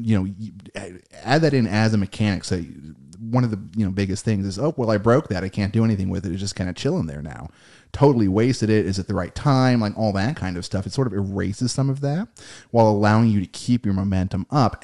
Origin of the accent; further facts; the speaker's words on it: United States; we are American